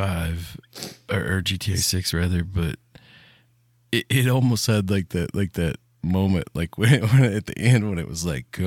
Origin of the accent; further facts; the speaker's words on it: Tennessee, United States; I'm from Tennessee.